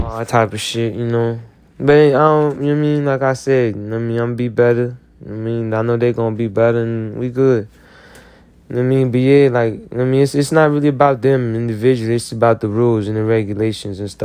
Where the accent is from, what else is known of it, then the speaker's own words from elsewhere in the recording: the South, United States; I'm from the South